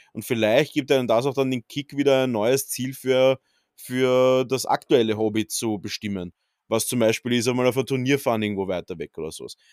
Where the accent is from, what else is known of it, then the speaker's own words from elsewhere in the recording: Austria; bei uns in Österreich